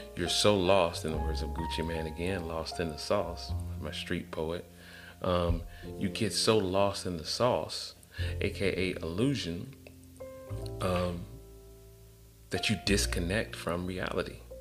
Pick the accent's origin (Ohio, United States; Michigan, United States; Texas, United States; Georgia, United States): Georgia, United States; Atlanta; I'm from Atlanta